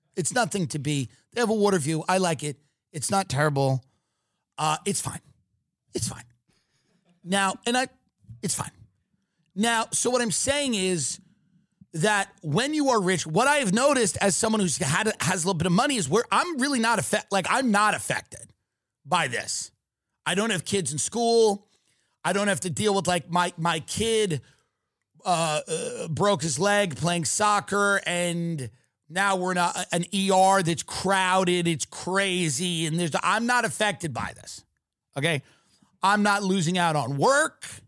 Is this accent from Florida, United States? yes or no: no; New York City, New York, United States; I come from New York City.